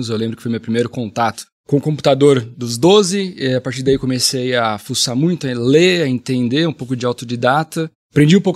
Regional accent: Marília, São Paulo, Brazil; accent: caipira; moved away as an adult; also born or lived in Barueri, São Paulo; Eu sou de Marília, interior

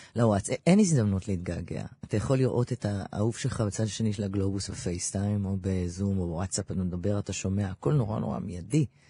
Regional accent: Ramat Gan, Tel Aviv District, Israel; גדלתי ברמת גן, נולדתי בביאליק 99

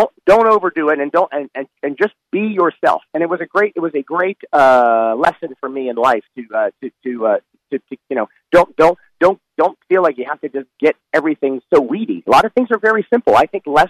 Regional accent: suburban Washington, Maryland, United States; moved away as an adult; also born or lived in Gainesville, Florida; now in Orlando, United States; I grew up in suburban Washington, actually. I grew up out in Maryland

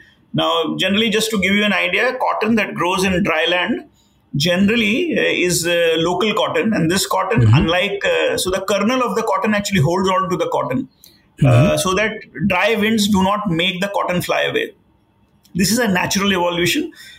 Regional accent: Varanasi, Uttar Pradesh, India; also born or lived in Jodhpur; So I come from Banaras, Varanasi. I was born in Jodhpur, Rajasthan. So I've lived across India.

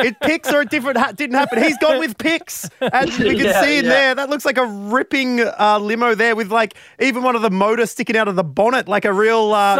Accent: Victoria, Australia; I grew up in Victoria.

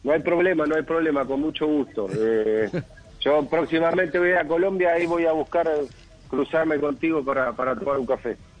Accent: Mar del Plata, Buenos Aires Province, Argentina; acá en Mar del Plata, mi ciudad natal

